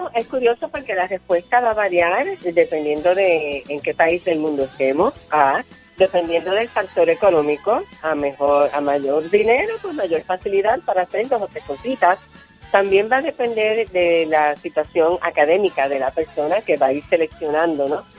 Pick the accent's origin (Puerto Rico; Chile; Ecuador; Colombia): Puerto Rico; Ponce; yo soy de Ponce, vivía en Ponce y, hacía babysitting a unos nenes que vivían al frente de mi casa